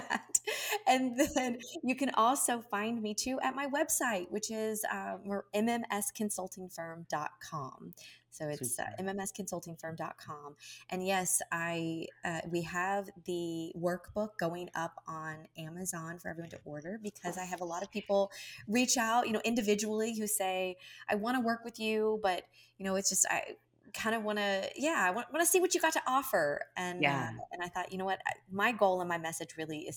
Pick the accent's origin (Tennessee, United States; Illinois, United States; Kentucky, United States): Kentucky, United States; as a Hispanic child growing up in Kentucky